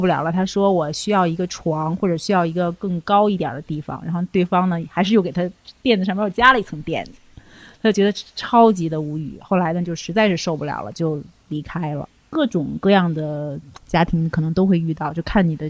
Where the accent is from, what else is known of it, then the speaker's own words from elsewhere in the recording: China; 我们中国人